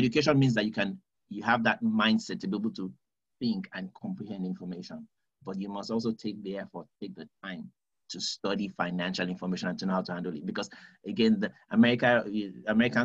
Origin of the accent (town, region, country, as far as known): United Kingdom